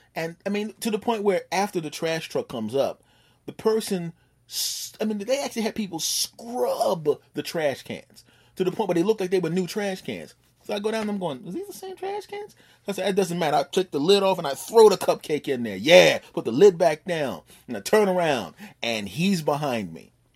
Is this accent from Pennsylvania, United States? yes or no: yes; Philadelphia, Pennsylvania, United States; moved away; back in my hometown of Philadelphia